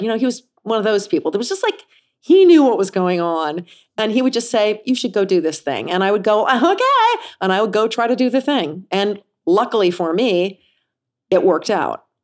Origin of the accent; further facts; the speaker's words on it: Kansas City, United States; moved away; I grew up in Kansas City.